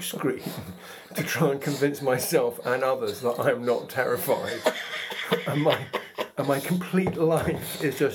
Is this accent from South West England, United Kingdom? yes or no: yes; Gloucestershire, South West England, United Kingdom; I was brought up in Gloucestershire